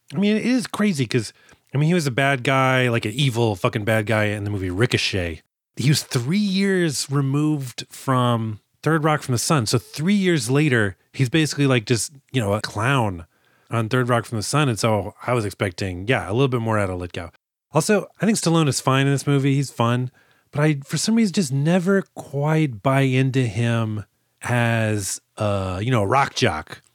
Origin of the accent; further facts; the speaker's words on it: San Antonio, Texas, United States; I grew up in San Antonio